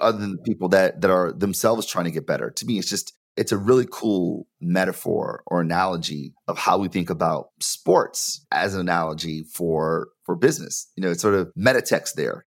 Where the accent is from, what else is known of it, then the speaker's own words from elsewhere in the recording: Detroit, Michigan, United States; I'm from Detroit, born and raised